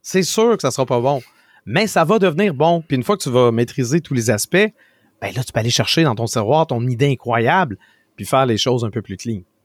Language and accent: French; Quebec, Canada; On est québécois